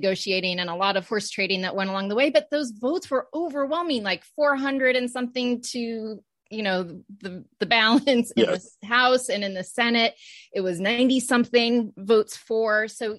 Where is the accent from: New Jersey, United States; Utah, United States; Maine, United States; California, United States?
Maine, United States; I grew up in Maine. So of course we were worried about our forests.